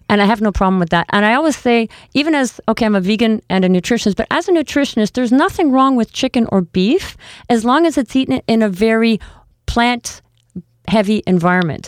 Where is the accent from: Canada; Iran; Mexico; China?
Canada; we are Canadian